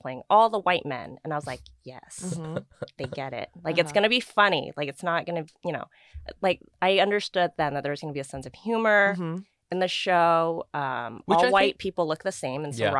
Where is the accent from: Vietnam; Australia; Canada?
Vietnam; born there; moved away; So I was born in Vietnam. I have my FOB mark. I'm a refugee.